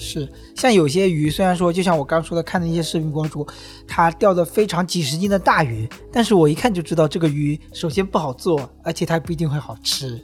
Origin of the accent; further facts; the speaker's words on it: Wenzhou, Zhejiang, China; now in Hangzhou, China; 就是我们温州人很熟悉的